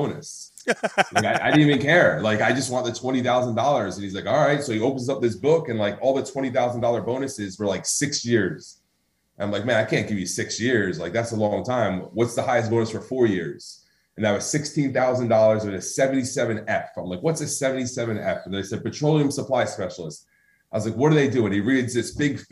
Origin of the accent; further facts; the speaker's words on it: New Jersey, United States; also born or lived in Woodbridge, New Jersey; I grew up in New Jersey, which, you know, and man, by the time I was in high school, I probably lived in like 20 different places